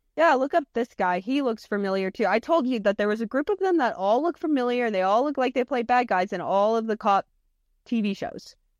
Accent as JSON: {"language": "English", "country": "United States", "said": "we're Americans"}